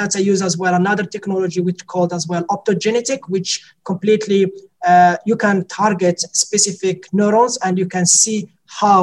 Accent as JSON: {"language": "English", "country": "Morocco", "also_born_or_lived": "France", "second_language": "English", "moved": "as an adult", "lives_now": "Dublin, Ireland", "said": "I am from Morocco, but as well, I am an Irish, got some Irish citizens only recently"}